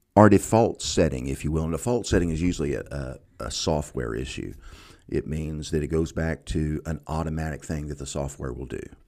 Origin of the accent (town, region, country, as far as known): United States